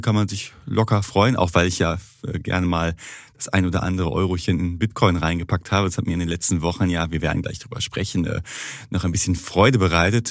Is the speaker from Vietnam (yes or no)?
no; Duisburg, North Rhine-Westphalia, Germany; bei uns in Duisburg